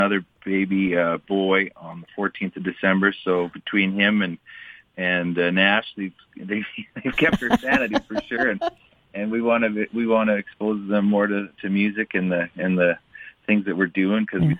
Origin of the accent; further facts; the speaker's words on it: Magrath, Alberta, Canada; my hometown of McGrath.